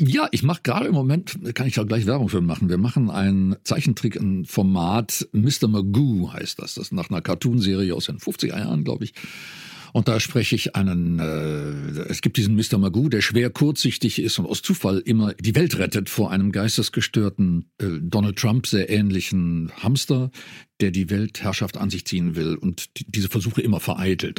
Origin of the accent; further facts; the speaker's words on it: North Rhine-Westphalia, Germany; Ich komme aus dem, aus dem Niederrhein, bin, darum ist mir das, das Idiom auch vertraut